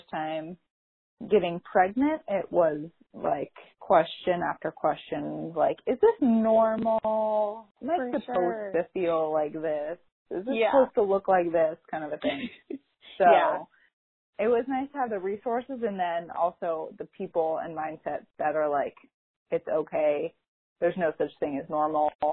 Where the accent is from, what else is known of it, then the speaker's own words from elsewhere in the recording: Dallas, Texas, United States; moved away; also born or lived in Colorado; I'm actually originally from the Dallas area, but we moved back in 2016.